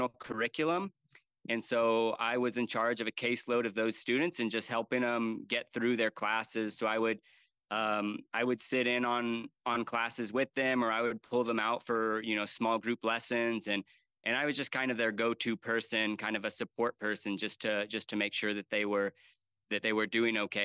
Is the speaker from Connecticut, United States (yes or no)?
no; Cottonwood, Arizona, United States; moved away as an adult; also born or lived in Turkey / Panama / Nicaragua / Mexico; I was born and raised in a small town called Cottonwood, Arizona